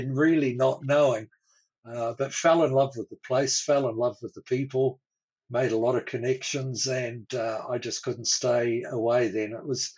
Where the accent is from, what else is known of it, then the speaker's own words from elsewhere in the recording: Auckland, New Zealand; moved away as an adult; also born or lived in Christchurch, New Zealand / Wanaka, New Zealand; now in Australia; I'm a New Zealander, born and bred, and grew up initially in Auckland in the North Island